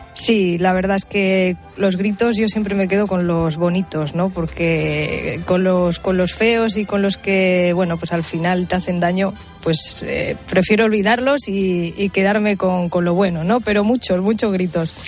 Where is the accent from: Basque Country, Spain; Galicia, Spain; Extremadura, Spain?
Extremadura, Spain; Villamesías; yo soy del equipo de mi pueblo, de Villa Mesías